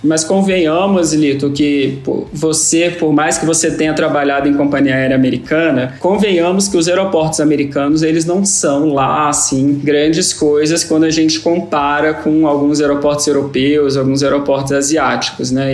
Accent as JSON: {"language": "Portuguese", "region": "Minas Gerais", "country": "Brazil", "said": "eu sou mineiro"}